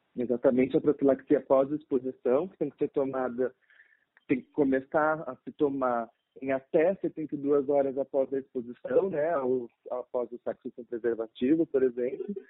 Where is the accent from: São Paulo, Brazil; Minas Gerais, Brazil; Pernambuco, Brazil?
São Paulo, Brazil; moved away as an adult; now in Pelotas, Brazil; sou paulista, mas atualmente estudo medicina na faculdade na Universidade Federal de Pelotas